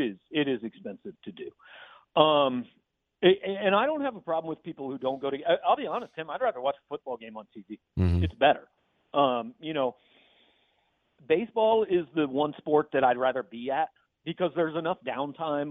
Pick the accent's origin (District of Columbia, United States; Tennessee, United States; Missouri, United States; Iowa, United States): Missouri, United States; Kansas City; I grew up in Kansas City